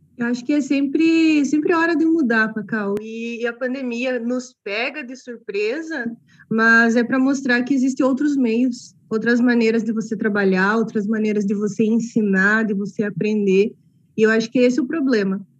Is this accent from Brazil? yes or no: yes; Northeast Region, Brazil; moved away; eu sou nordestino